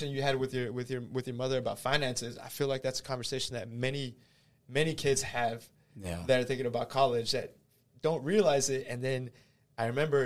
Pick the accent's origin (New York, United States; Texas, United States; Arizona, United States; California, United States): Texas, United States; Houston; also born or lived in Austin; I was born and raised in Houston, Texas